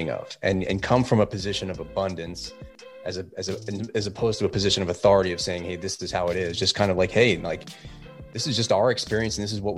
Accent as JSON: {"language": "English", "town": "New York City", "region": "New York", "country": "United States", "tie": "born or raised there", "also_born_or_lived": "New Jersey", "moved": "yes", "lives_now": "Southern California, United States", "said": "I'm originally an East Coaster. I live in California now, but I was originally from Brooklyn, New York. I lived in New Jersey for a while, but while I was there, I grew up"}